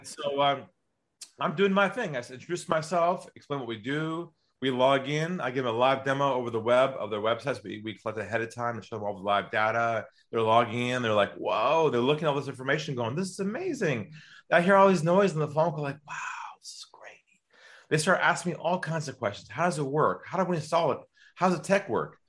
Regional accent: San Diego, California, United States; moved away as an adult; now in Sydney, Australia; I'm from California originally, from San Diego

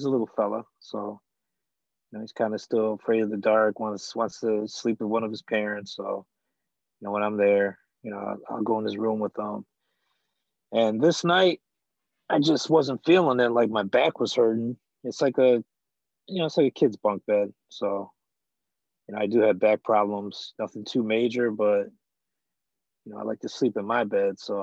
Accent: Downriver, Michigan, United States; also born or lived in Detroit, Michigan; I'm from Detroit, Michigan. Raised in Downriver, Michigan, which is not too far from Detroit.

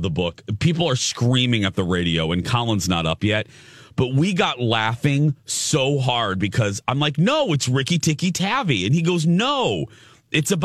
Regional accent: Indiana, United States; when I was growing up in Indiana

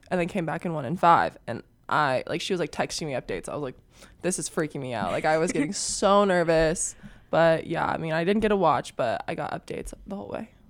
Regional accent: Papillion, Nebraska, United States; I'm from Nebraska

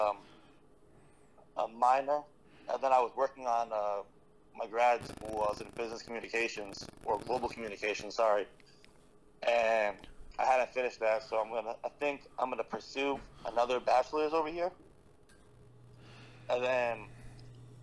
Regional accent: New Jersey, United States; moved away; also born or lived in Miami, Florida; I'm originally from Jersey, so I have a couple family members still in Jersey

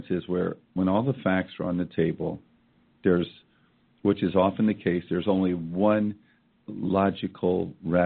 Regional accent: Iowa, United States; moved away; my hometown in Iowa

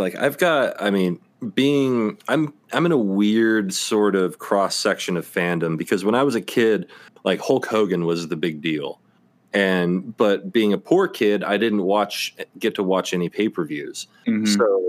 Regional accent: Memphis, Tennessee, United States; I'm from Memphis, JR. Woohoo!

